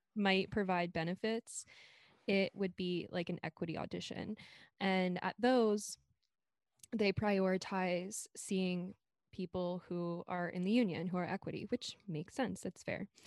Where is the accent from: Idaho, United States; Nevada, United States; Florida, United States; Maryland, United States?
Maryland, United States; Silver Spring; moved away as an adult; now in Brooklyn, United States; I'm from Silver Spring, Maryland, right outside the D C on the Maryland side